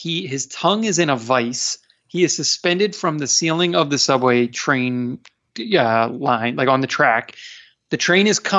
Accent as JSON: {"language": "English", "area": "outside Philadelphia", "region": "Pennsylvania", "country": "United States", "tie": "born or raised there", "said": "I grew up outside Philadelphia"}